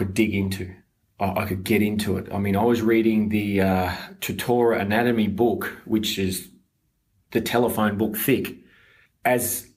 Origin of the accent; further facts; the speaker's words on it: Brisbane, Queensland, Australia; I was born in Brisbane